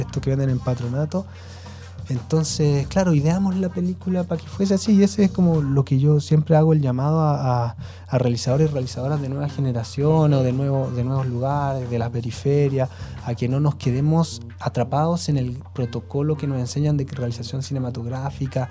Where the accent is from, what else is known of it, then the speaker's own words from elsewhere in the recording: Santiago, Santiago Metropolitan Region, Chile; moved away as an adult; also born or lived in Puente Alto / San Ramón; now in Las Cruces, Chile; yo eh, nací en Puente Alto, luego pasé mis primeros años en San Ramón y luego mi familia tuvo el subsidio habitacional en Pudahuel